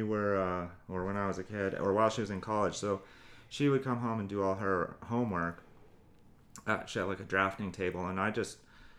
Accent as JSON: {"language": "English", "town": "Arvada", "region": "Colorado", "country": "United States", "tie": "born or raised there", "said": "I was born and raised in Colorado, actually."}